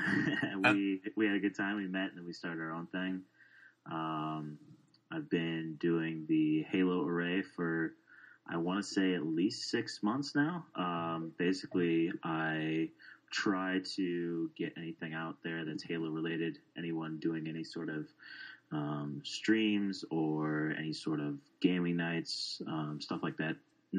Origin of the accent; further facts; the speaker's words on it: Chicago, Illinois, United States; I am from Chicago, Illinois. Good old Chi City.